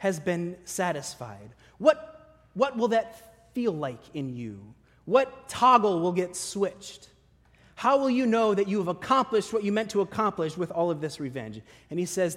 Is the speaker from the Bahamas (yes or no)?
no; Midwest, United States; I grew up in the Midwest